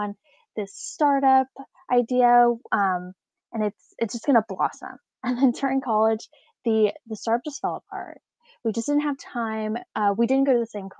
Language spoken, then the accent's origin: English; Alameda, California, United States; I grew up in Alameda, a small island right outside of San Francisco